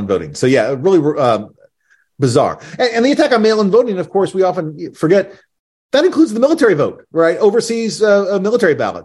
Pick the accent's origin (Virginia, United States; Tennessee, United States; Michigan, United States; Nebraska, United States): Tennessee, United States; also born or lived in Kansas; now in New Jersey, United States; I grew up in Tennessee